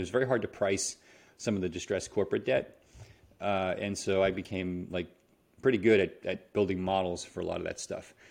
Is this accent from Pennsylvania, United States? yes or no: no; New York City, New York, United States; moved away as an adult; also born or lived in California; I'm from New York City